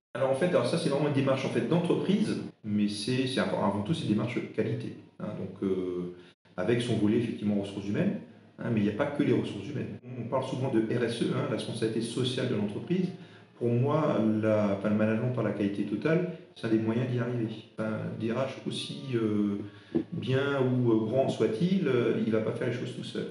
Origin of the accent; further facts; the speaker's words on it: Alsace, Grand Est, France; first language Alsatian; French is a second language; je suis de, enfin, de, de l'Est de la France, donc ma, ma langue maternelle, c'est pas le français, c'est l'alsacien